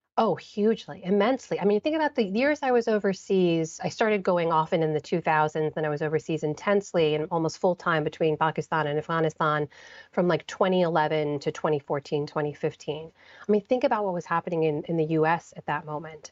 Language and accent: English; United States; growing up in the United States